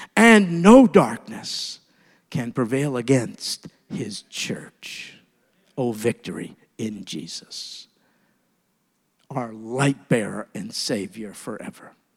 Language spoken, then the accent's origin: English; New York, United States; moved away; as a New Yorker